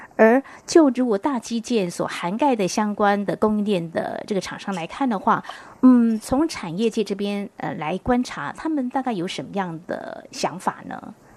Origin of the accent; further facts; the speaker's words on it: Taiwan; 我们台湾人才